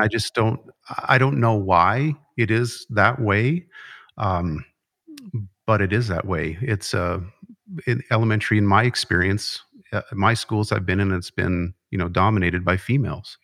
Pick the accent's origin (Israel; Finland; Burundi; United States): United States; Conrad, Montana; I grew up in Conrad, so not far from home for me